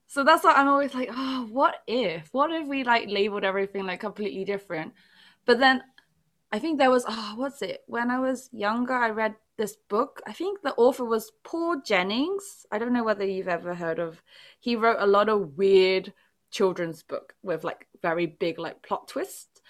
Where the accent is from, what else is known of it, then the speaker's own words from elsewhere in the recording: England, United Kingdom; English is a second language; English was n, never, like, my first language despite being born in England